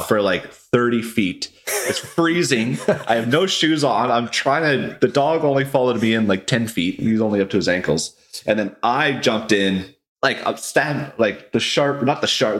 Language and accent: English; Vernon, British Columbia, Canada; also born or lived in Vancouver; now in Kelowna, Canada; I was born in Vancouver, but I moved to uh, Vernon when I was pretty young. I can't remember, like three or four years old. I grew up, went to school in Vernon, elementary, high school.